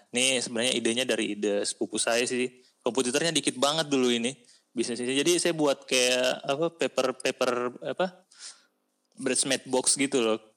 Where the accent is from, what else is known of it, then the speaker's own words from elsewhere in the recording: South Sulawesi, Indonesia; apalagi kalau daerah-daerah kayak kita kan daerah-daerah kampung kita kan dari daerah Bugis gitu kan